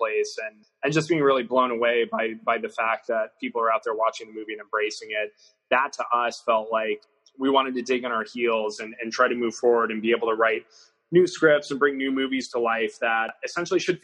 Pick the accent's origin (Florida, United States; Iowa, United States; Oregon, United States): Iowa, United States; we have known each other since we were 11 years old, and we grew up in Iowa together